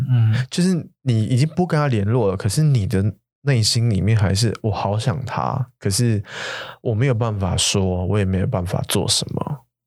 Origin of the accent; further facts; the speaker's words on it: Taiwan; 我是台湾人